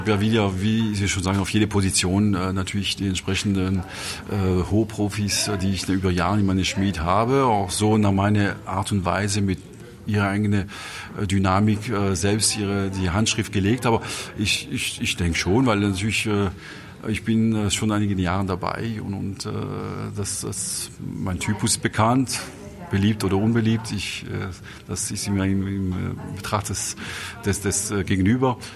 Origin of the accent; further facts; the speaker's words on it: Grand Est, France; now in Munich, Germany; ein bisschen meine Heimat gepaart äh, mit meiner zweiten Heimat München, also Elsass trifft Bayern auf einem hohen Niveau